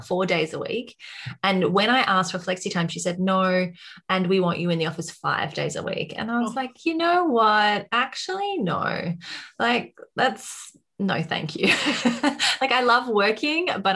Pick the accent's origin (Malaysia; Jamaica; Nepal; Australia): Australia; accent: Australian; I'm also in Australia, as you can probably tell by my accent by now